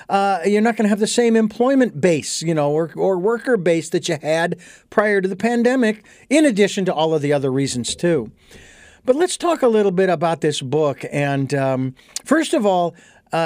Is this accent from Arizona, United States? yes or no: yes; Phoenix, Arizona, United States; growing up in Phoenix, not only the street that I grew up on